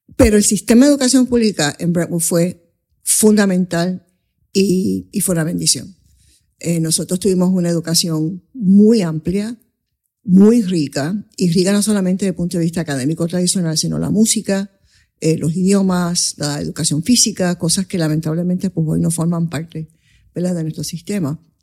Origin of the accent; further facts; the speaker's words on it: Puerto Rico; first language English; Spanish is a second language; also born or lived in Coamo, Puerto Rico / Bronx, New York, United States; yo nací en Cuam, eh, de comadrona, en la calle Ruiz Belvis